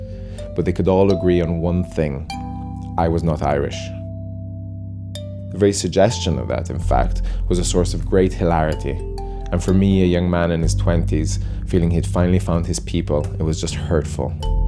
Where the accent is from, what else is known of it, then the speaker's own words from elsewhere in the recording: Italy; now in Edinburgh, United Kingdom; I'm shouting for Italy because I was born here.